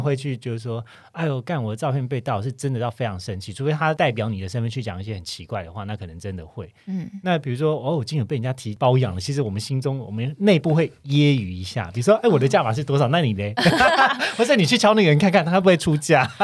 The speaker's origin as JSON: {"language": "Chinese", "town": "Kaohsiung", "country": "Taiwan", "moved": "yes", "lives_now": "Taipei, Taiwan", "said": "像我就是高雄人，可是我住在台嗯北，也住一段时间"}